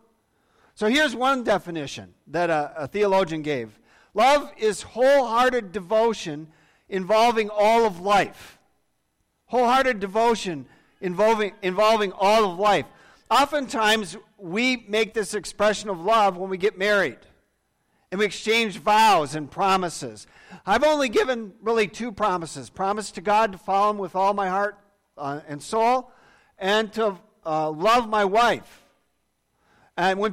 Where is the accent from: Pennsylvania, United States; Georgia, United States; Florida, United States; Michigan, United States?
Michigan, United States; Muskegon; I grew up here in Muskegon and went to Nelson School when I was young.